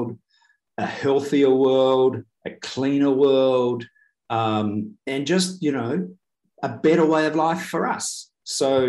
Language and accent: English; New Zealand; as a New Zealander